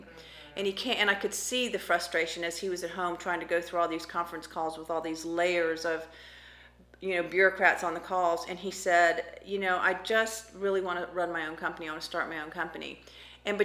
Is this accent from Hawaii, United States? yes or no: no; Florida, United States; also born or lived in Kodiak Island, Alaska; I was born in Alaska, but grew up in Florida.